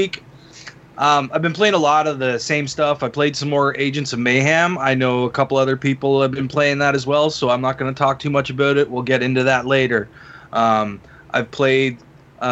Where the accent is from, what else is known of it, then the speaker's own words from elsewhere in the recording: Canada; I am your Canadian host for tonight.